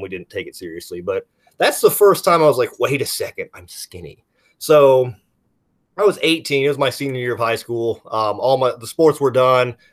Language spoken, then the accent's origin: English; Kentucky, United States; we're both from Kentucky